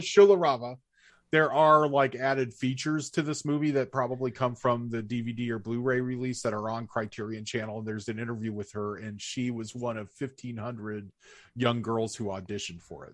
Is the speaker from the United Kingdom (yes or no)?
no; United States; our American lens